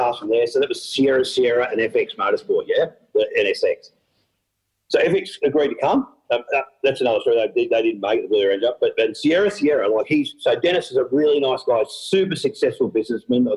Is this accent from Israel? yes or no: no; Australia; I'm from Australia